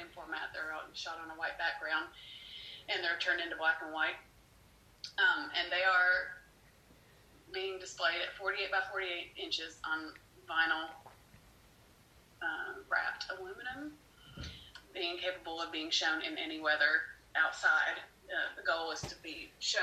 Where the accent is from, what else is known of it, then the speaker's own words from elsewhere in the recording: United States; moved away; I hadn't lived here for about 13 years and moved back in about 2012